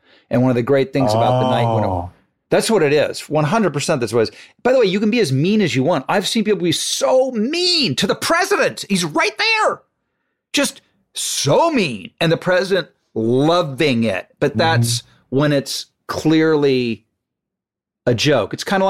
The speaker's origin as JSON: {"language": "English", "town": "Malibu", "region": "California", "country": "United States", "tie": "born or raised there", "said": "First of all, I grew up in Point Doom"}